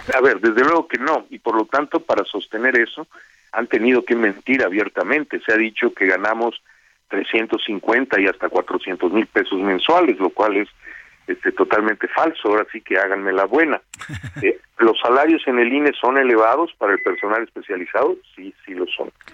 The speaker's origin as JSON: {"language": "Spanish", "town": "Mérida", "region": "Yucatán", "country": "Mexico", "moved": "as an adult", "lives_now": "Mexico City, Mexico", "said": "yo vengo de Mérida. Mi familia tiene su casa en Mérida"}